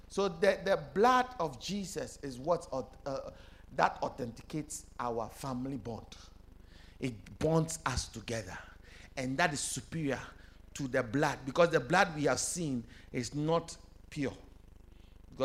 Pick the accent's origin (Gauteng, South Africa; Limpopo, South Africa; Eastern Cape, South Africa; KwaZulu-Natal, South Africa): KwaZulu-Natal, South Africa; I'm a Zulu boy